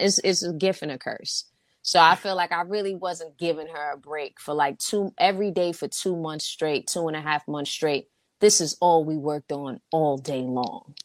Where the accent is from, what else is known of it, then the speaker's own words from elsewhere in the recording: New York City, New York, United States; moved away as an adult; now in Los Angeles, United States; I'm from Harlem